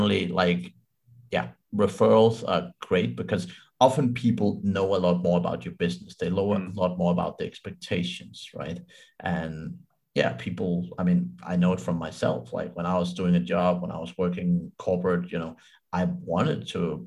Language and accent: English; Denmark; I'm from Denmark